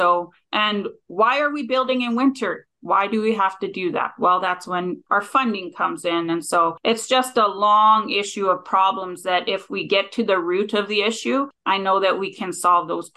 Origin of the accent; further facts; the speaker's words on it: Gillam, Manitoba, Canada; I grew up north in Gila, Manitoba